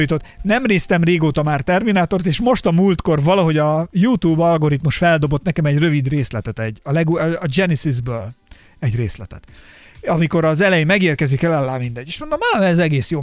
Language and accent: Hungarian; Barcs, Somogy, Hungary; moved away as an adult; now in Budapest, Hungary; miután felköltöztem Budapestre, ugye én Barcsra jártam középiskolában